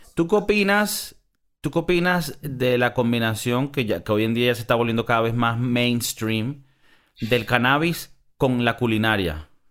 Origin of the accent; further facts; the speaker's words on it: Miami, Florida, United States; moved away as an adult; now in Madrid, Spain; crecimos en Miami